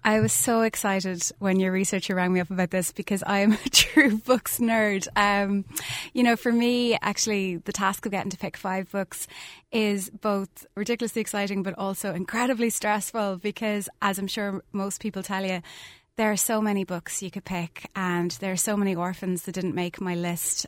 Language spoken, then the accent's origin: English; Skibbereen, Munster, Ireland; I grew up in Skiverain, lived a mile outside the town